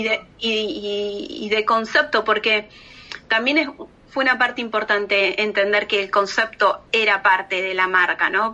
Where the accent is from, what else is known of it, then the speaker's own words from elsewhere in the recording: Argentina; moved away; a mí como argentina